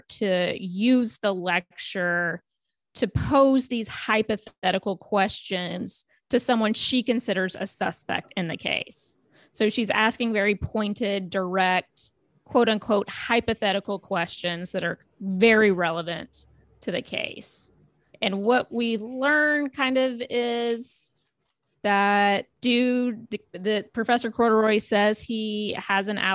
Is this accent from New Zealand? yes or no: no; the South, United States; accent: Southern; that was my Southern accent